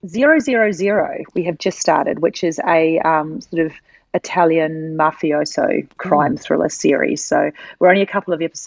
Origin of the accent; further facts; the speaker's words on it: New Zealand; now in Australia; I'm a Kiwi girl, so I do love my Marlborough Sauvignon Blancs.